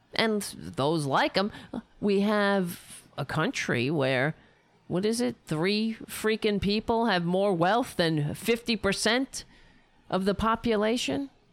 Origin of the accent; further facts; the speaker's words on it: United States; I'm an American